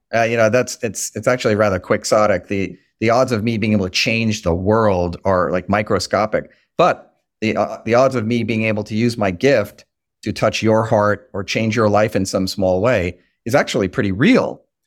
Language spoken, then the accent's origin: English; Long Island, New York, United States; moved away as an adult; now in Washington, D.C., United States; I'm from Long Island, New York